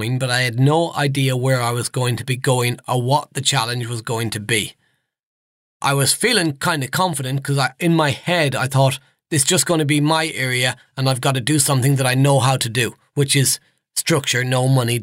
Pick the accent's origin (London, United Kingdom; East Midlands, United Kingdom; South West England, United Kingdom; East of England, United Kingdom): East Midlands, United Kingdom; Nottinghamshire; Now, I'm from the Midlands, so up around Nottinghamshire.